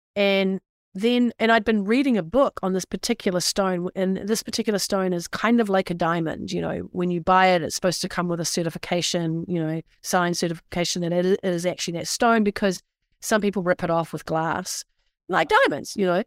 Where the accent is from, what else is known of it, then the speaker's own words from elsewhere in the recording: New Zealand; now in United States; I'm from the Deep South, also known as New Zealand